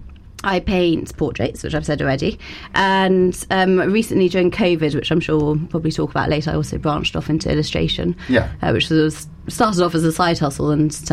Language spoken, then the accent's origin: English; Bath, South West England, United Kingdom; also born or lived in London / Florence; I was born in London and went to the French Lycée, and then I moved to Bath, where I went to St. Gregory's